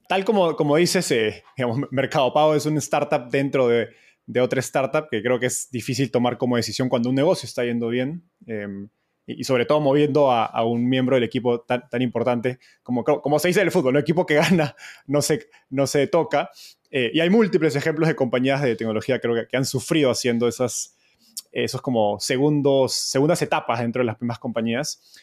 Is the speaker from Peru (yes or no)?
yes; Peru; en Perú, de donde soy